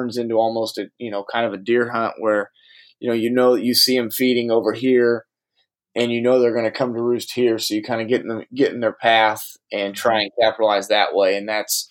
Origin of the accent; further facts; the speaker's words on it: Indiana, United States; growing up in Indiana